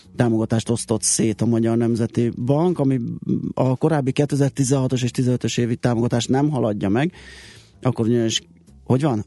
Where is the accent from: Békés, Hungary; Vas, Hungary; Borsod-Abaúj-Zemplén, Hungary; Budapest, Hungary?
Budapest, Hungary; a Király utcában nőttem föl